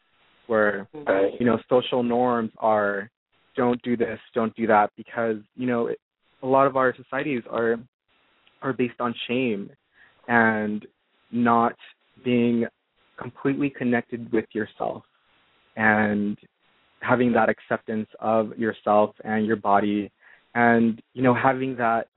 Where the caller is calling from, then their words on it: California, United States; I'm calling from California.